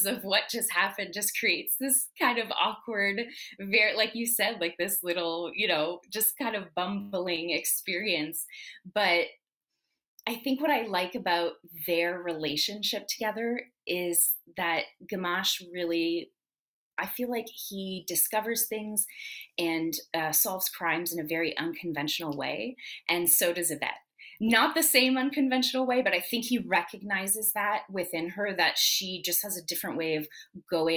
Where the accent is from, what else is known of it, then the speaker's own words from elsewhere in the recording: Canada; being French Canadian